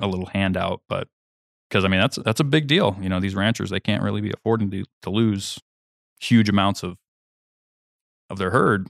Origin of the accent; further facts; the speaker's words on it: Kansas, United States; moved away; my home state, Kansas